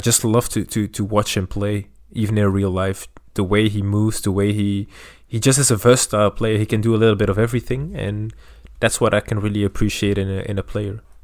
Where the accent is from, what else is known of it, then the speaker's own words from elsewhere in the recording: Belgium; I'm from Belgium